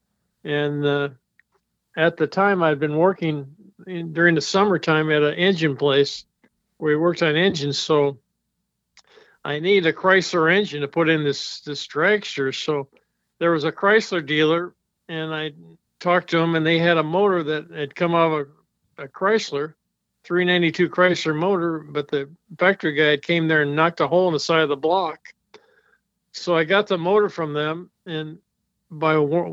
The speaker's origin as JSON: {"language": "English", "town": "Moline", "region": "Illinois", "country": "United States", "also_born_or_lived": "Long Beach / Hollywood", "moved": "yes", "said": "I'm from Moline, Illinois."}